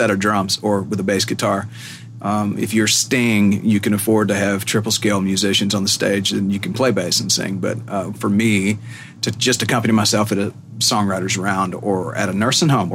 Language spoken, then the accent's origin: English; Macon, Georgia, United States; moved away as an adult; also born or lived in Athens, Georgia; now in Nashville, United States; I grew up in Georgia